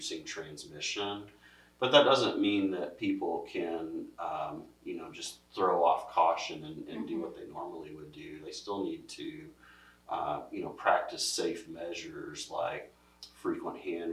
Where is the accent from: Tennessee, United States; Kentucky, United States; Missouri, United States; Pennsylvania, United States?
Missouri, United States; born and raised in Missouri, been here all my life.